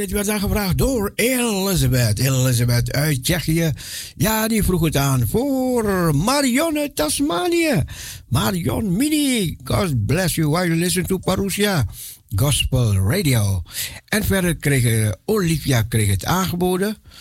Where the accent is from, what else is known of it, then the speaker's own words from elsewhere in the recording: Aruba; moved away; also born or lived in Suriname; Ik ben geboren en getogen op Aruba.